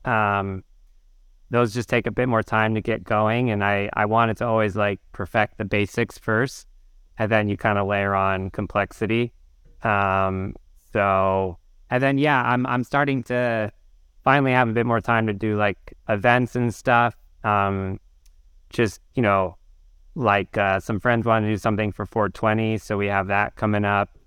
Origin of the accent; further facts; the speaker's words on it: outside Portland, Oregon, United States; moved away as an adult; also born or lived in North Carolina; now in New York, United States; I grew up in, uh, like thirty minutes outside Portland